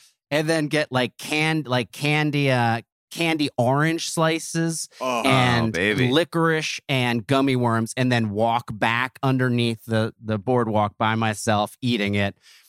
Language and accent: English; Neptune, New Jersey, United States; also born or lived in Grand Rapids, Michigan / Asbury Park, New Jersey; I was born in Grand Rapids, Michigan, but then my parents got divorced when I was two, immediately moved back to my mom's hometown of Asbury Park, lived there for a couple of years, and then we moved right across the tracks to Neptune, New Jersey.